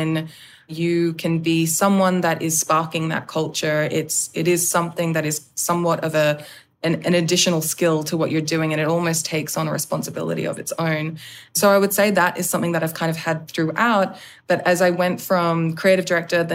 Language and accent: English; Australia; now in Los Angeles, United States; being in LA, being an Australian, leading a predominantly American team